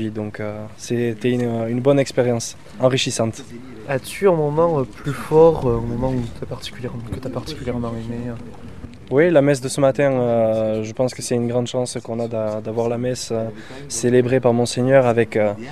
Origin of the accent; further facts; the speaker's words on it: Pau, Nouvelle-Aquitaine, France; bonjour. Alors d'où viens-tu Alors je viens de Pau.